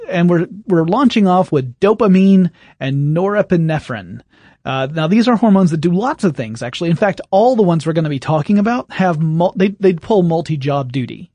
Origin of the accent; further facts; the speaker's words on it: England, United Kingdom; being English